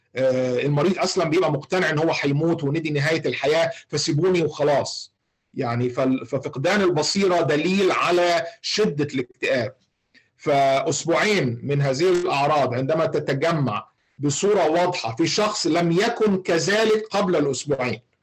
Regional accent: Egypt; عندنا في مصر

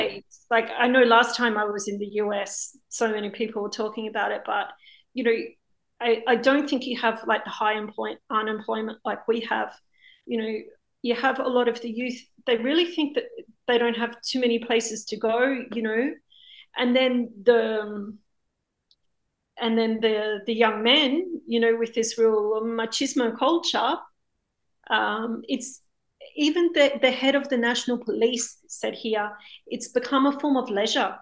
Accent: Australia; now in Spain; I'm a filmmaker living in Spain. Um, I'm from Australia originally

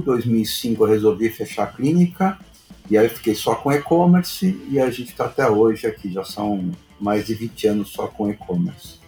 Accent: São Paulo, Brazil; lá perto de onde, onde eu nasci, lá no Bom Retiro

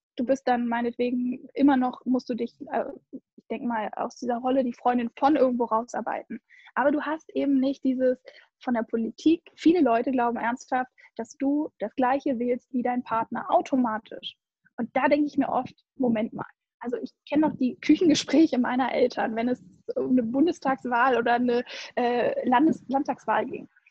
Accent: Hamburg, Germany; ich komme ja eigentlich aus Hamburg und mein Papi ist echt allertiefster Hanseat

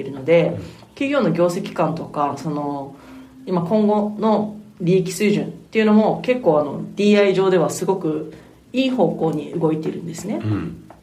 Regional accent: Motobu, Okinawa, Japan; 私の地元の、まあ、北部やんばる

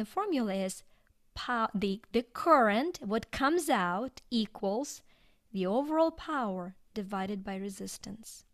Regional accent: Ukraine; English is a second language; moved away as an adult; now in United States; I was born in Ukraine and, uh, grew up there, went to school there

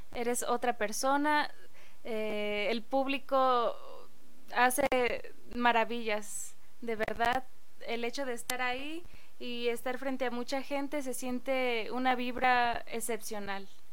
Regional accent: State of Mexico, Mexico; ahí en el pueblo, vengo de Lubianos, Estado de México, orgullosamente

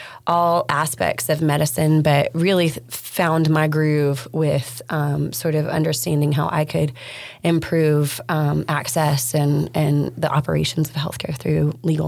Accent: West Texas, United States; I grew up in West Texas, was born in the tower that was torn down, and had a mother in healthcare.

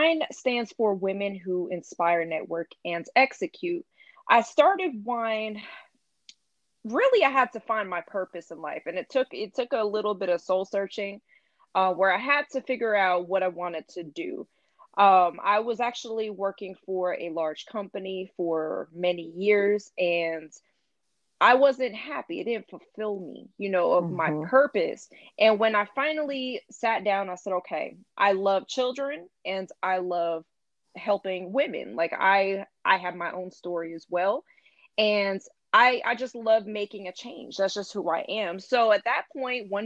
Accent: North Carolina, United States; also born or lived in New York; I moved to North Carolina kind of in my early years of childhood

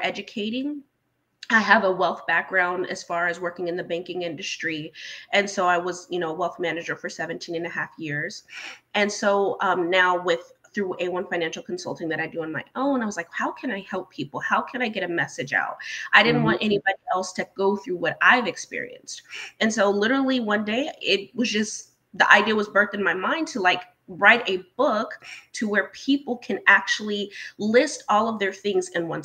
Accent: Chicago, Illinois, United States; I was born in Chicago, Illinois

